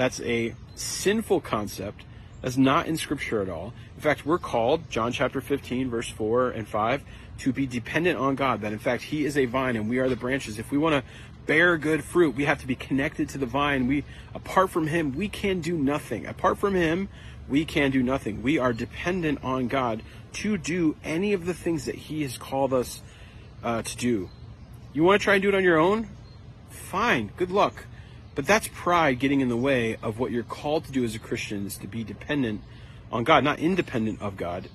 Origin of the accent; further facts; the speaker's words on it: United States; as an American